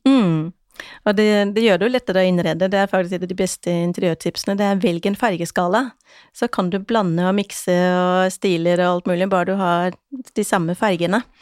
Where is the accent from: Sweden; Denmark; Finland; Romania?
Denmark; now in Norway; Jeg er jo dansk